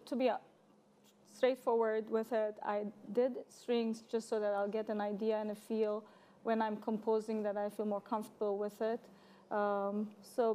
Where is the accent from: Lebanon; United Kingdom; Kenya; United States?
Lebanon; Beirut, Beirut Governorate; moved away; I'm born and raised in Lebanon, Beirut, Lebanon, and I lived there quite a while.